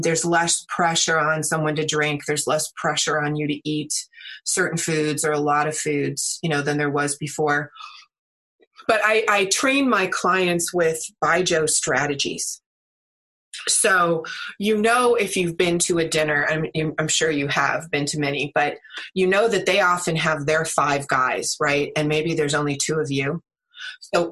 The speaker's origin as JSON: {"language": "English", "country": "United States", "also_born_or_lived": "China", "said": "I am American"}